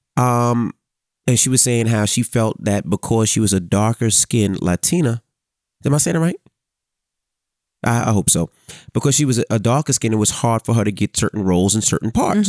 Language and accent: English; New York City, New York, United States; me growing up in Queens